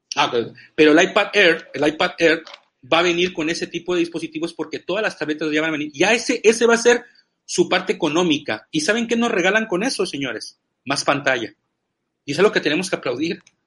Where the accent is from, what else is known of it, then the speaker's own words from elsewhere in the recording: Veracruz, Mexico; soy mexicano y soy jarocho